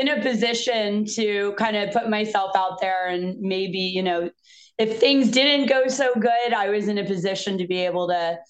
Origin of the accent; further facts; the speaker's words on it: East Coast, United States; I'm actually originally from the East Coast.